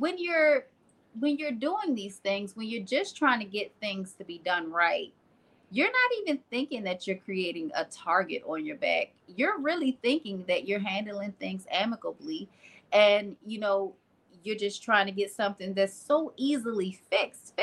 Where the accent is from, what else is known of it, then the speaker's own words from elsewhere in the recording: Maryland, United States; I'm originally from Maryland